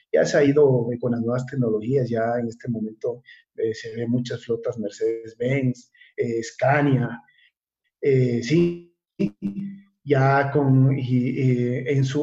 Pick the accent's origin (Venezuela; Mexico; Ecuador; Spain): Ecuador; Carchi; tú vas de turismo a, mi tierra y entre, entre Tulcán y, y Barra ves que te pasa un, un, un floating un pullman carchia